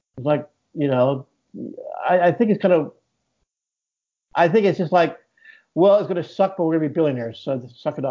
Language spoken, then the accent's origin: English; Edinburgh, Scotland, United Kingdom; accent: American; moved away as an adult; also born or lived in Houston, Texas / London; I grew up in Edinburgh mostly.